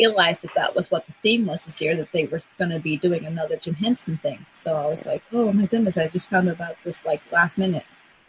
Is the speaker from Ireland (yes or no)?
no; Canada; I'm Canadian, that makes me extra white.